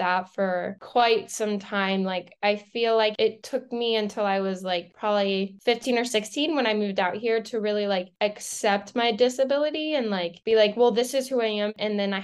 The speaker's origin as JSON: {"language": "English", "town": "Lancaster", "region": "Pennsylvania", "country": "United States", "tie": "born or raised there", "said": "I grew up in Pennsylvania in a really small town in Lancaster, about like 5,000 people"}